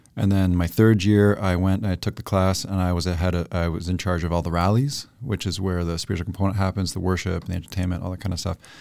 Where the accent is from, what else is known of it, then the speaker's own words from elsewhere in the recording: Toronto, Ontario, Canada; moved away as an adult; now in Chilliwack, Canada; born in East End, Scarborough, which is eastern suburb of Toronto. I spent the first twenty years of my life there